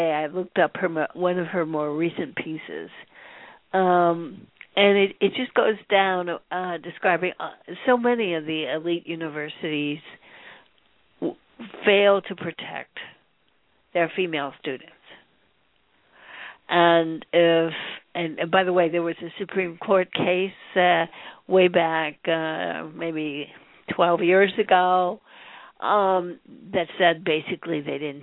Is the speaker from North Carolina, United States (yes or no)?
no; Columbus, Ohio, United States; I'm from Ohio.